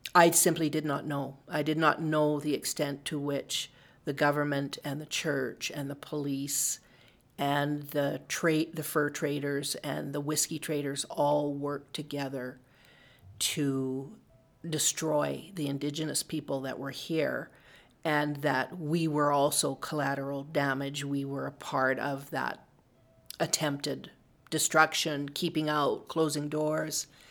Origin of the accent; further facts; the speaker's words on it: Calgary, Alberta, Canada; I grew up in Bon Ness before it was part of the city of Calgary